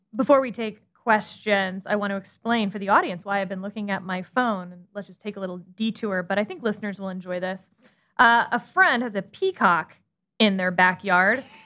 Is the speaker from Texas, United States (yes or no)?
yes; Texas, United States; I'm a Texan